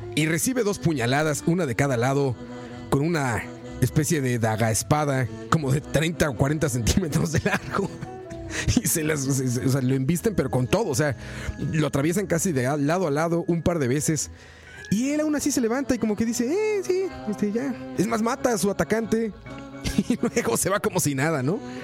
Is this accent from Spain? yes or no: no; Mexico; Soy mexicano